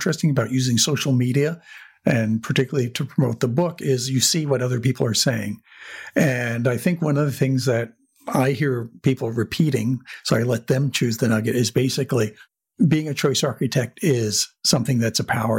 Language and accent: English; New Jersey, United States; growing up in New Jersey and not seeing much of the world